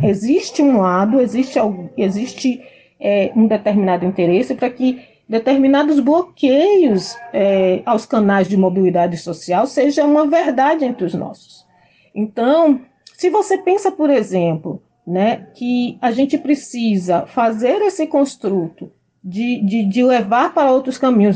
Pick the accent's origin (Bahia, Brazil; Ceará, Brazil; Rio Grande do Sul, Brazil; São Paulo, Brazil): Bahia, Brazil; Salvador; moved away as an adult; now in Porto Seguro, Brazil; eu sou da periferia de Salvador, morei no bairro do Palmiúdo por 26 anos e saí de lá direto para uh, aqui para Porto Seguro.